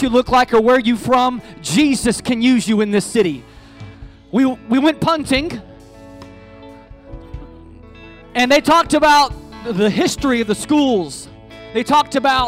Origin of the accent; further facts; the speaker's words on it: United States; I'm from America